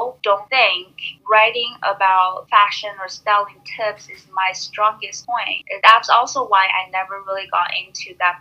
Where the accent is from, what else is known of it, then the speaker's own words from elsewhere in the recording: New York, United States; I'm from New York